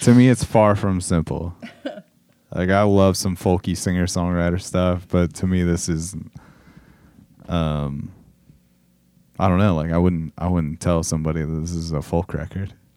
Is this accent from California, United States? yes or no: yes; Southern California, United States; growing up in Southern California in the, in the nineties and early two thousands.